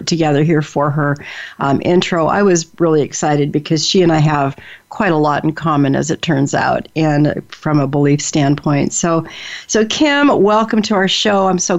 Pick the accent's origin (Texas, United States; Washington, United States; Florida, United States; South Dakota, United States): Washington, United States; Seattle; also born or lived in Denver, United States; But you know, I grew up in Seattle, and you know, and Denver, Colorado, and places like that. So I never had that experience of being the small town girl